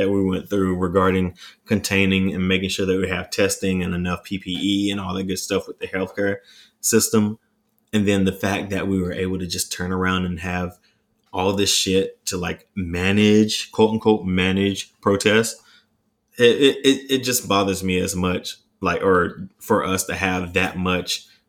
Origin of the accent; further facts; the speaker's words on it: Raeford, North Carolina, United States; My hometown, because, well, even though I'm not really churchy, they showed up and showed out for George Floyd's memorial, because George Floyd was born in Fayetteville, North Carolina, which is about 30 minutes outside of Rayford. And I was born in Rayford.